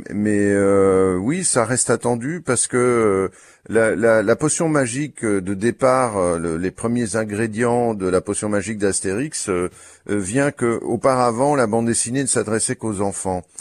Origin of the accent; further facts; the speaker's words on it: Brussels, Brussels-Capital Region, Belgium; je suis belge et donc il se fait que la voisine de l'appartement d'en haut de chez nous, euh, à Bruxelles